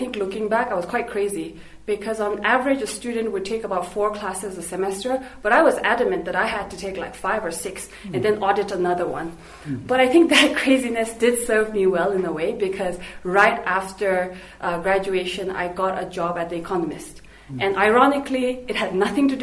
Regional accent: Thimphu, Bhutan; also born or lived in United States; So I was raised in Thimphu. I was born here, I grew up here.

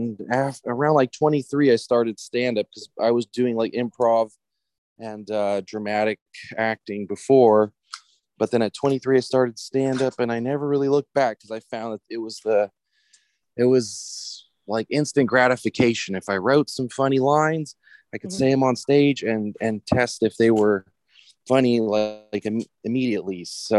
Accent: Louisiana, United States; I grew up very American. Like I said, my mom remarried an American dude. I grew up in Louisiana, away from all the Serbians

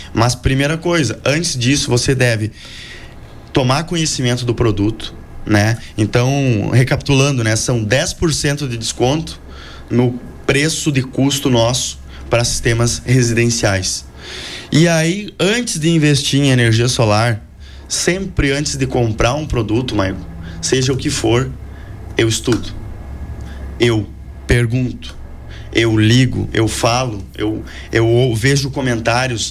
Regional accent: Frederico Westphalen, Rio Grande do Sul, Brazil; also born or lived in Palmitinho / Santa Maria; eu sou nascido em Palmitinho, é, me criei em Frederico Westphalen, passei quatro anos em Santa Maria

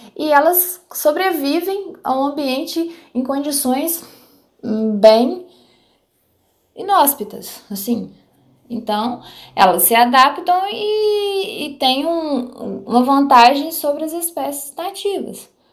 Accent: Palma, Minas Gerais, Brazil; Eu sou de Palma, em Minas Gerais

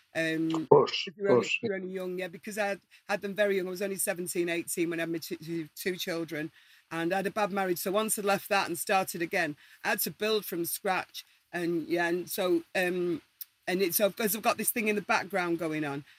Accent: Manchester, North West England, United Kingdom; we're all from Manchester or Salford

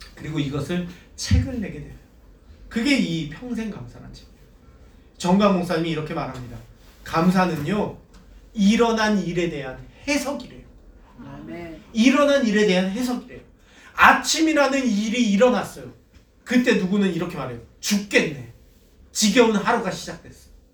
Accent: South Korea

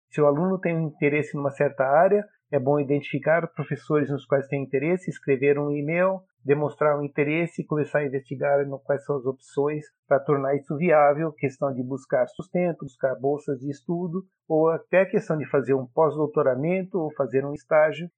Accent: Brazil; moved away; nasci e cresci no Brasil

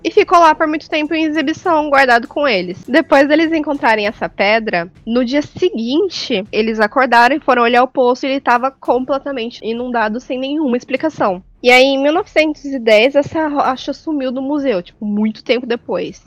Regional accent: Fernandópolis, São Paulo, Brazil; moved away; Lá em Fernandópolis, que é de onde eu vim

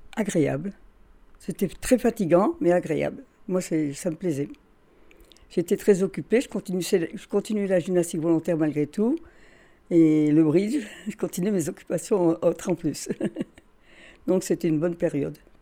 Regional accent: Carvin, Hauts-de-France, France; je suis née à Carvin le 3 novembre 1929.

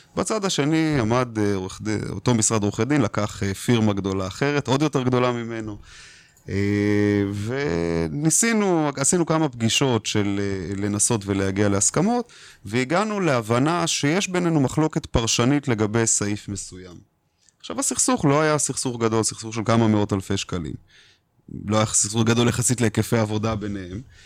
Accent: Israel; אנחנו כישראלים

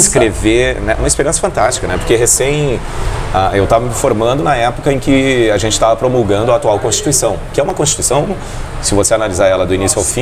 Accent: Porto Alegre, Rio Grande do Sul, Brazil; moved away as an adult; now in Foz do Iguaçu, Brazil; Eu morei muitos anos em Porto Alegre né? e nasci em Porto Alegre

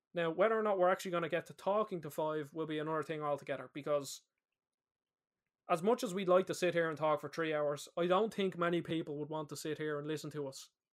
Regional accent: Ireland; We're both Irish lads

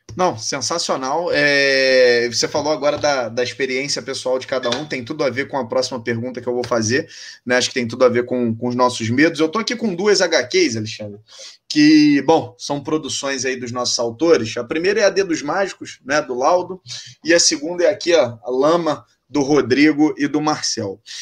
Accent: Rio de Janeiro, Brazil; accent: carioca; eu sou carioca, né? Deve dar para perceber pelo minha, meu jeito de falar

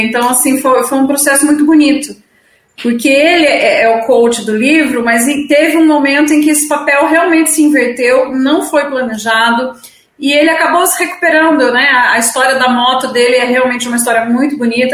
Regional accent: Itapeva, São Paulo, Brazil; moved away; also born or lived in Sorocaba; vim para minha cidade natal, em Itapeva

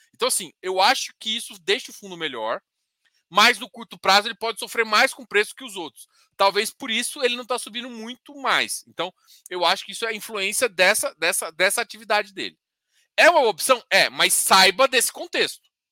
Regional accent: Goiás, Brazil; eu sou goiano.

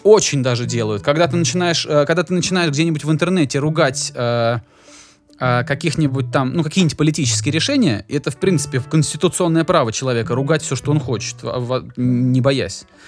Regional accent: Georgia; я человек грузин

